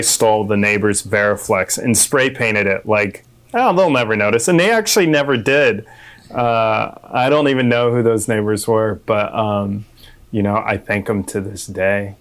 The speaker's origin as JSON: {"language": "English", "town": "Manitou Springs", "region": "Colorado", "country": "United States", "tie": "born or raised there", "moved": "as an adult", "lives_now": "California, United States", "said": "I'm raised in a small town called Manitou Springs"}